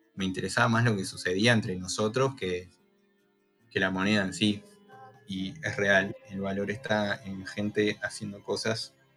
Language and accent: Spanish; Pando, Canelones, Uruguay; donde yo vivo, que soy de Pando